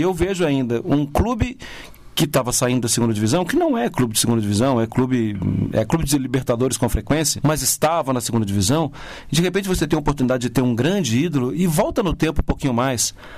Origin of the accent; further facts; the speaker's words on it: Belo Horizonte, Minas Gerais, Brazil; eu venho de uma cidade que é muito polarizada, eu venho de Belo Horizonte